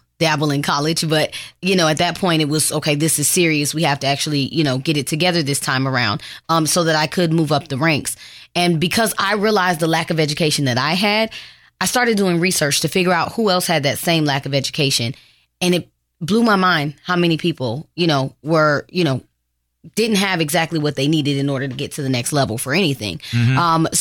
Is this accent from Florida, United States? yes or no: yes; Florida, United States; also born or lived in Detroit, Michigan; I'm actually from Detroit, Michigan, but I was raised in Florida